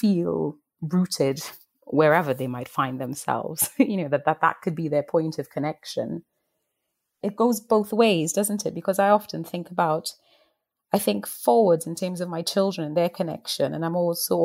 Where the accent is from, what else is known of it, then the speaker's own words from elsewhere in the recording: Trinidad & Tobago; moved away as an adult; in Trinidad, where I grew up